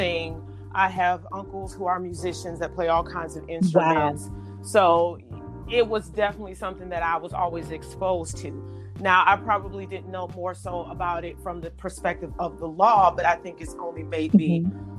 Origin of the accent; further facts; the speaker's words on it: Detroit, Michigan, United States; I am originally from Detroit, Michigan